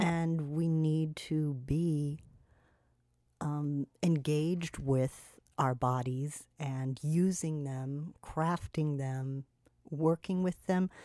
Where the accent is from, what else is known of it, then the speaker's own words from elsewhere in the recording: California, United States; now in Miami, United States; the femme aesthetics that I grew up with in California